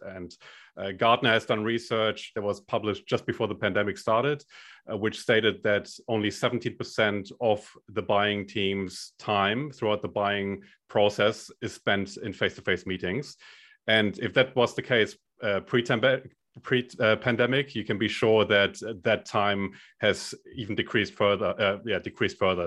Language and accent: English; Germany; accent: German; moved away as an adult; now in Australia; I'm originally from Germany